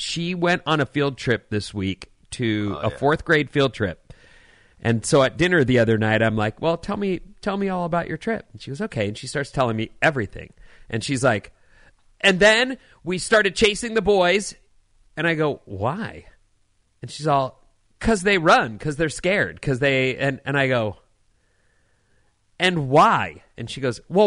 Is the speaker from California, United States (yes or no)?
yes; California, United States; moved away; also born or lived in Philadelphia; as a Californian, when I moved to Philadelphia